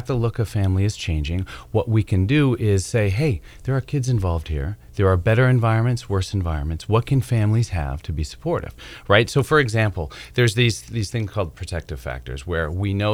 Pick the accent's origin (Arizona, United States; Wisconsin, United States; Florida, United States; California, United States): Wisconsin, United States; now in Durham, United States; I'm from Wisconsin.